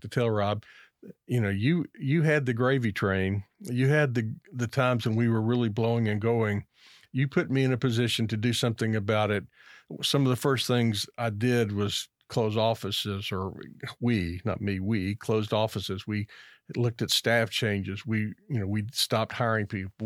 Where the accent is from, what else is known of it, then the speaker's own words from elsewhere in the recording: Lexington, Kentucky, United States; I grew up in Lexington, Kentucky